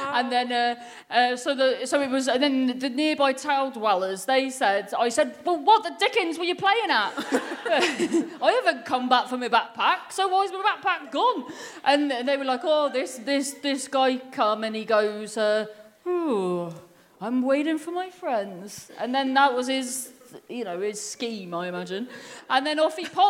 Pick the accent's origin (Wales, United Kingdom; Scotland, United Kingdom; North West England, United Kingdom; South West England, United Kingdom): South West England, United Kingdom; Cornwall; I'm from Cornwall